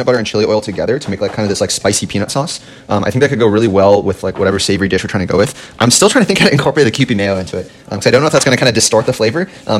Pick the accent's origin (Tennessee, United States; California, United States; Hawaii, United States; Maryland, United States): Hawaii, United States; I'm from Hawaii.